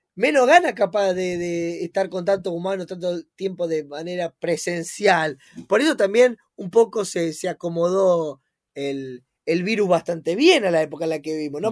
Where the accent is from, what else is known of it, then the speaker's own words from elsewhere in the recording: Argentina; nosotros como argentinos